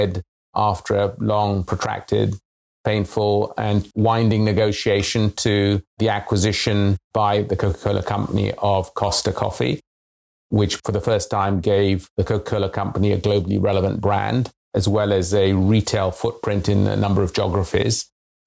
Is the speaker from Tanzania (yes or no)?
yes; Tanzania; moved away; also born or lived in London, United Kingdom; I was born in East Africa. It was a very, very different world from the world of today. This was the 1960s. It was post-colonial Tanzania